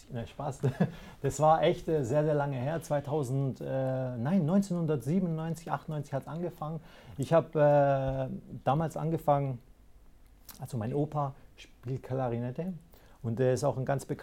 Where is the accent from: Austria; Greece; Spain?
Greece; now in Germany; ursprünglich komme ich ja aus, aus dem Griechenland.